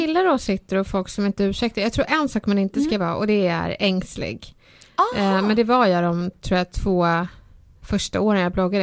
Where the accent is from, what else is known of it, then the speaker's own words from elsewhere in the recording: Stockholm, Stockholm County, Sweden; när jag var liten och jag växte upp i Bredäng